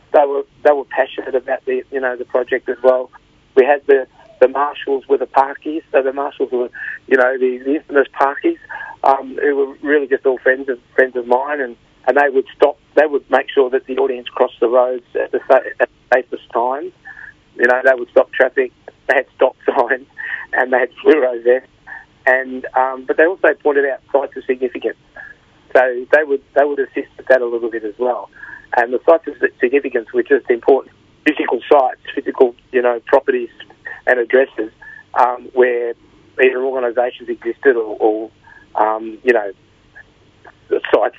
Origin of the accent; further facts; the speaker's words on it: Carlton, Victoria, Australia; born there; Yeah, I was born in Carlton and at the Women's Hospital in Carlton, and one of the first places that we moved to after my birth was the Gore Street boarding houses.